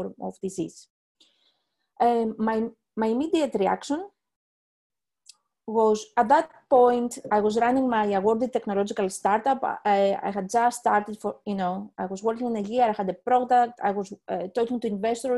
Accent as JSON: {"language": "English", "country": "Greece", "moved": "yes", "lives_now": "Leeds, United Kingdom", "said": "I am originally from Greece. I live in the UK, in Leeds"}